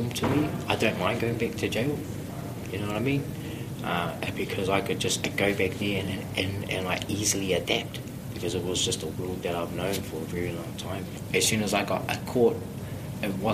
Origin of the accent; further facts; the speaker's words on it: Auckland, New Zealand; I grew up in Otara